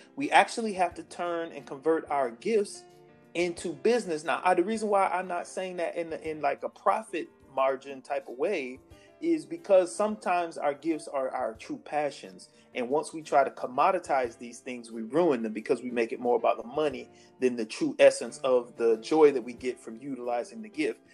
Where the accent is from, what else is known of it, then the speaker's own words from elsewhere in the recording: Sanford, United States; I grew up in Sanford.